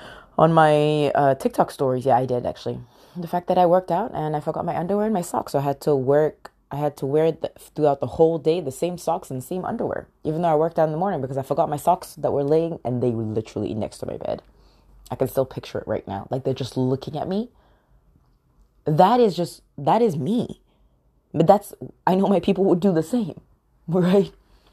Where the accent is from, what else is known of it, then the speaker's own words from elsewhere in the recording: United Kingdom; accent: American; I feel like a stranger in my own country. I'm British, yet I have a very heavy American accent. I get so many people that ask me, where are you from in the U.S.?